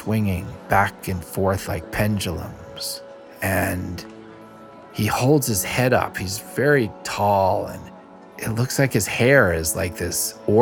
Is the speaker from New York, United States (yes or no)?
yes; New York City, New York, United States; I'm from Little Neck, Queens, New York